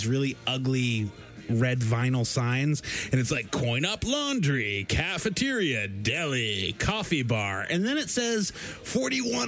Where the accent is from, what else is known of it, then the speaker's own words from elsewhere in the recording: Texas, United States; I'm from Texas.